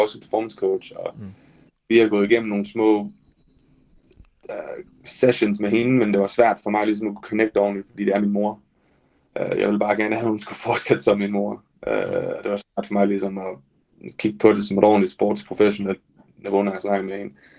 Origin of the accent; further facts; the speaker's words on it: Denmark; jeg er den første dansker nogensinde